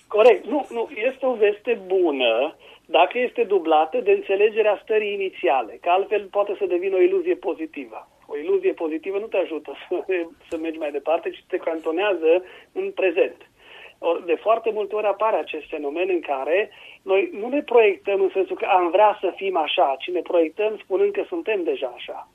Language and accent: Romanian; Romania